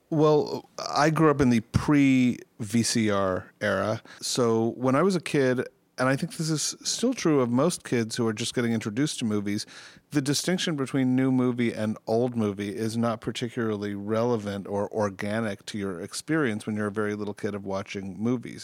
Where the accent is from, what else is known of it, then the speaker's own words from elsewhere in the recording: New York City, New York, United States; I grew up in New York City.